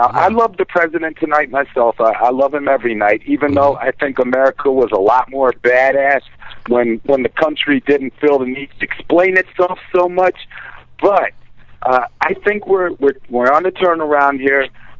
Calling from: Greensboro, North Carolina, United States; I'm calling from Greensboro, North Carolina.

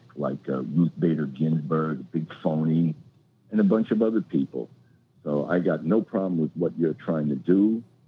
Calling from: New York, United States; I'm calling from the Bronx.

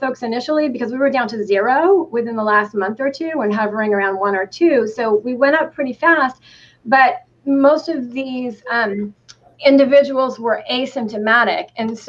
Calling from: Ithaca, New York, United States; So I'm calling from Ithaca, New York, which is in Tompkins County, New York. We're about an hour south of Syracuse.

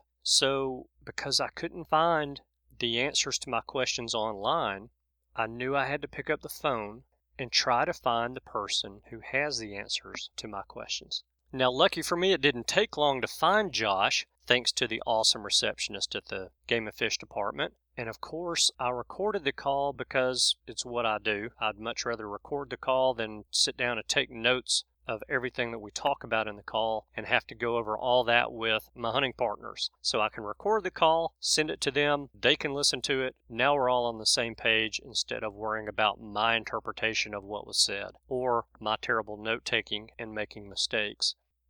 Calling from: Birmingham, Alabama, United States; I'm calling from Birmingham, Alabama.

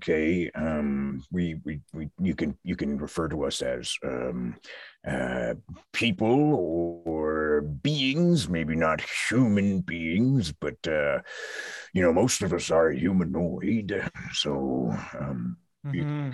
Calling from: St. John's, Newfoundland and Labrador, Canada; I'm coming from St. John's in Newfoundland. Just outside of St. John's. I've parked my trailer here. I'm seeing the sights.

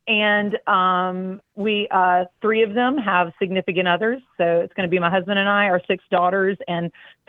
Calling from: Charlotte, North Carolina, United States; Hey, the Charlotte, North Carolina area.

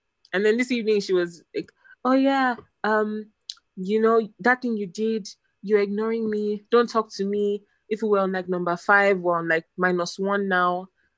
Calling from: Lagos, Nigeria

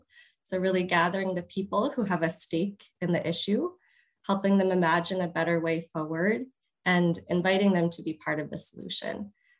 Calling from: St. Louis, Missouri, United States; Hi, Megan, I'm joining you from St. Louis in the United States.

